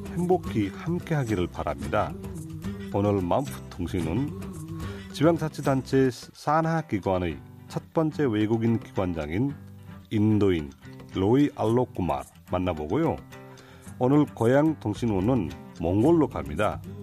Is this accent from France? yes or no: no; Nepal; Korean is a second language; now in South Korea; 저는 네팔에서 온